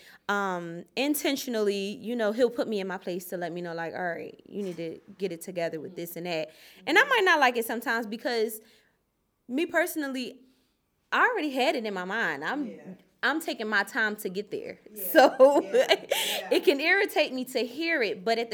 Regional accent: Philadelphia, Pennsylvania, United States; I was born and raised in Philadelphia

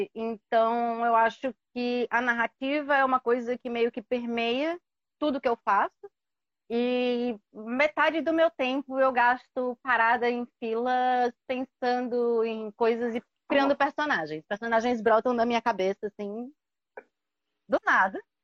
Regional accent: São Paulo, Brazil; now in João Pessoa, Brazil; É, eu nasci em São Paulo, mas moro em João Pessoa

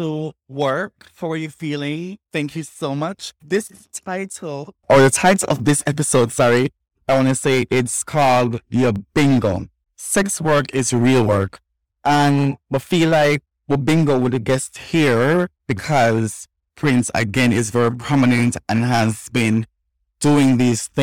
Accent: Jamaica; us as transgender Jamaican and us doing sex work

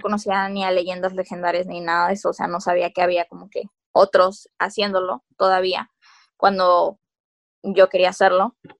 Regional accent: Mexico; estando en frontera, que no nos olvidemos de que somos mexicanos

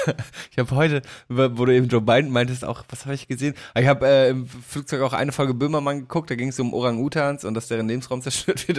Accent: Damme, Lower Saxony, Germany; aus meiner Heimat

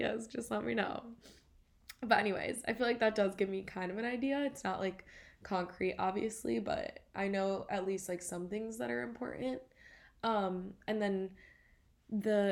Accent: Grosse Pointe, Michigan, United States; moved away as an adult; now in Boston, United States; growing up in Grosse Pointe

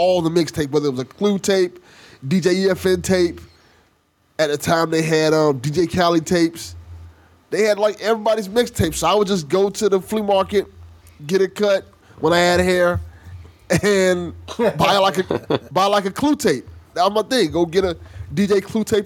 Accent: Miami, Florida, United States; I was born and raised in Miami, Florida

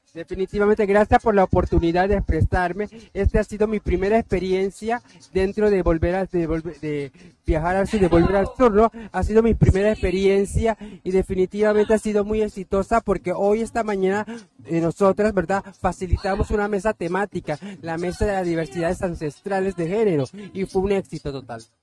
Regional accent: Panama; Yo soy indígena, soy cuna panameña

